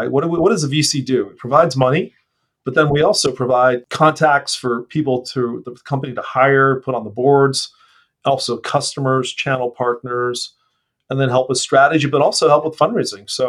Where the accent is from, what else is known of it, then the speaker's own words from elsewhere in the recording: San Diego, California, United States; I grew up in San Diego, so I miss surfing a lot.